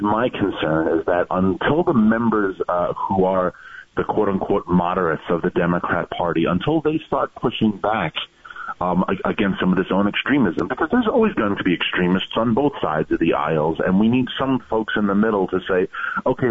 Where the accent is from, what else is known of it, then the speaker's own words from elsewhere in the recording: New York, United States; my home state, which is New York